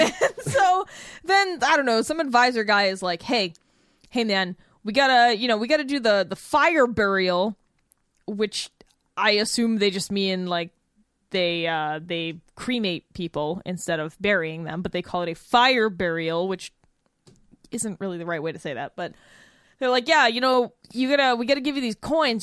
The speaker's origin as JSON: {"language": "English", "town": "New Bedford", "region": "Massachusetts", "country": "United States", "tie": "born or raised there", "moved": "yes", "said": "my hometown is New Bedford, Massachusetts"}